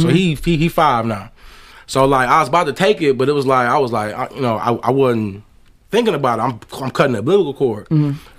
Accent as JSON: {"language": "English", "town": "Southfield", "region": "Michigan", "country": "United States", "tie": "born or raised there", "said": "And man, like I said, I grew up in Southfield, bro."}